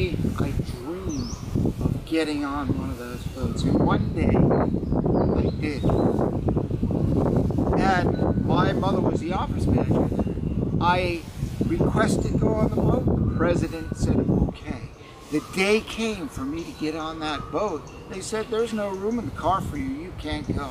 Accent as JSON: {"language": "English", "town": "Manchester-by-the-Sea", "region": "Massachusetts", "country": "United States", "tie": "born or raised there", "said": "going to the pier every day in my hometown, Manchester by the Sea"}